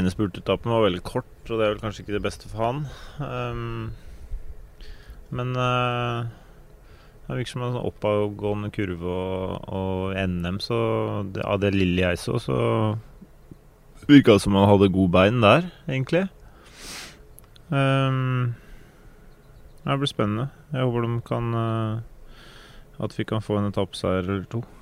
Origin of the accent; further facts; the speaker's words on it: Norway; Jeg har små barn, og så er det sommerferie, og den tida det er finest vær hjemme i Norge.